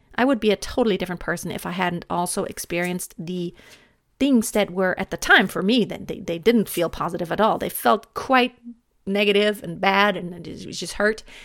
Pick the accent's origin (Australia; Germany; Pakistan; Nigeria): Germany; English is a second language; moved away as an adult; also born or lived in United States; English may not be my native language, but I love speaking English. Um, I am from Germany